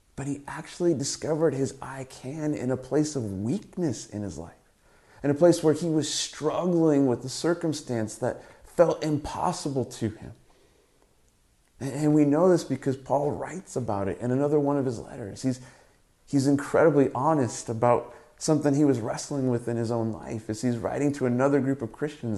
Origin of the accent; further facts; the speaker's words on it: Southern California, United States; moved away as an adult; now in Canada; Growing up in Southern California